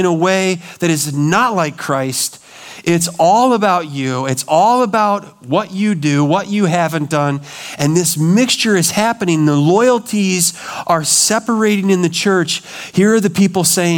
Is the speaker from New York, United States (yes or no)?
no; Montana, United States; I grew up in Montana